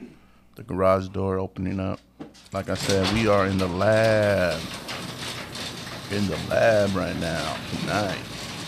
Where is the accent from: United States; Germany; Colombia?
United States; Los Angeles, California; I was born in East L.A., dude.